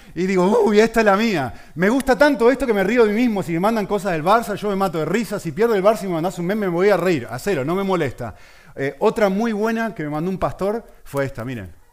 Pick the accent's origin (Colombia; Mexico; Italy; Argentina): Argentina; Yo que soy argentino y que es mi país que está ahí representado